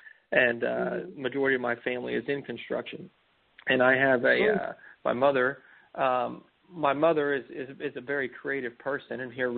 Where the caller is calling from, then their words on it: San Antonio, Texas, United States; I'm from San Antonio, Texas.